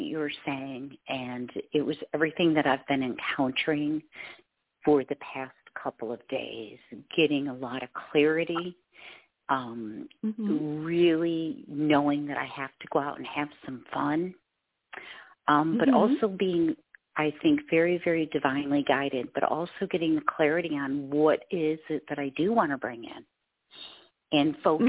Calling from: Michigan, United States; Hi, I'm calling from Michigan.

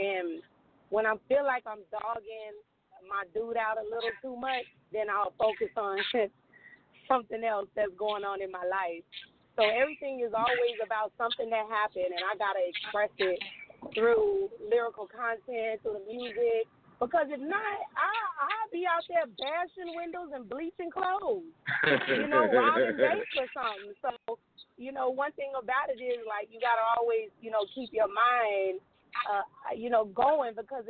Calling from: Houston, Texas, United States; I'm calling from Houston, Texas.

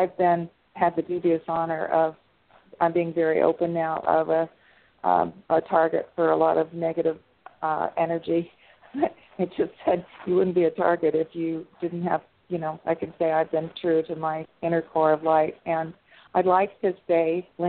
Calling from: California, United States; I'm in San Diego County.

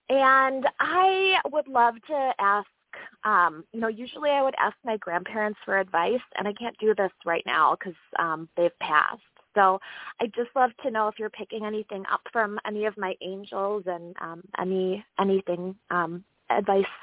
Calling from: Wisconsin, United States

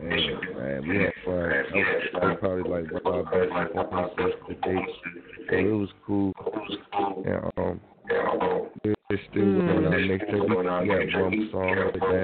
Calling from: Washington, District of Columbia, United States; I'm calling from Washington, D.C.

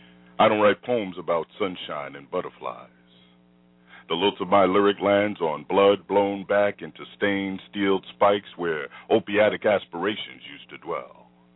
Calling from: Florida, United States; from Central Florida.

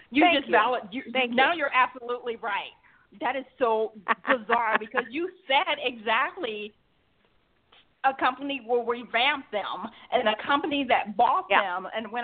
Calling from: Georgia, United States

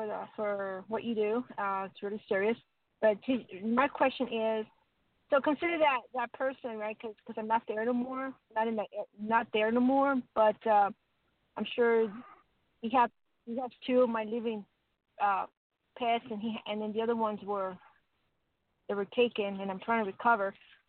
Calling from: Colorado, United States; Hi, River James. … Colorado.

